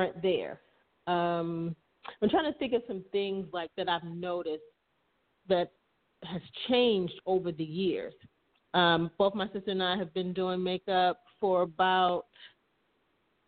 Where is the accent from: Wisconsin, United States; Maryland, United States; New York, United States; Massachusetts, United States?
Maryland, United States; moved away; also born or lived in Atlanta; my sister and I are from, we're from Maryland